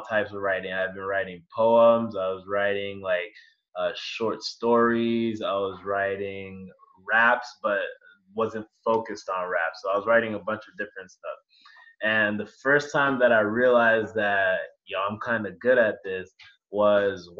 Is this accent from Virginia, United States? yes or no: yes; Virginia, United States; moved away as an adult; now in Rochester, United States; I grew up, born and raised in Virginia